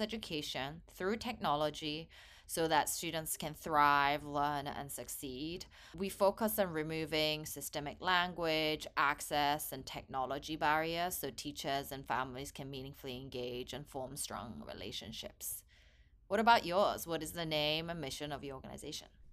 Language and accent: English; England, United Kingdom; also born or lived in South Korea; now in San Francisco Bay Area, United States; I was born in Korea. I hold a Korean passport, but grew up in England for most of my life and now based in San Francisco Bay Area in the U S.